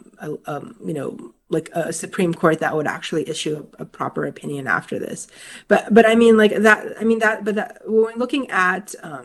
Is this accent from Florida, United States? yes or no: yes; Florida, United States; I grew up in Florida